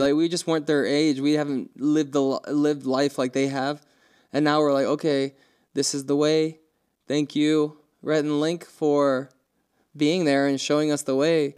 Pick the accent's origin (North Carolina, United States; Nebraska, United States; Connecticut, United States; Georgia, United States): North Carolina, United States; moved away; also born or lived in Montana; we were from there